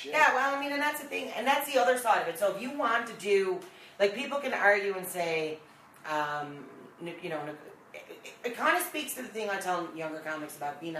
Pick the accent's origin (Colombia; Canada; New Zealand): Canada; Newfoundland and Labrador; accent: Newfie; with my Newfie accent.